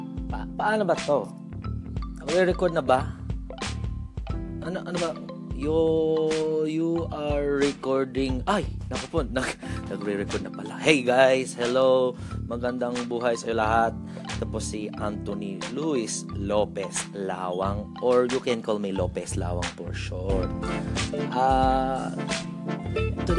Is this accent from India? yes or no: no; Australia; being a Filipino Australian